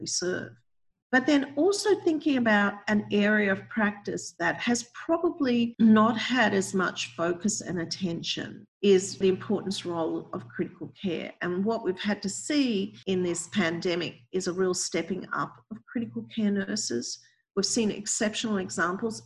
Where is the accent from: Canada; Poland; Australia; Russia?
Australia; now in United States; my home country, Australia